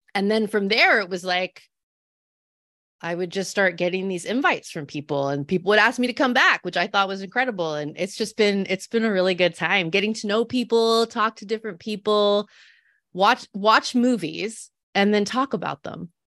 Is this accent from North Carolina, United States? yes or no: no; Salinas, California, United States; I grew up in Salinas, California. It's a smaller city. It's on the Central Coast.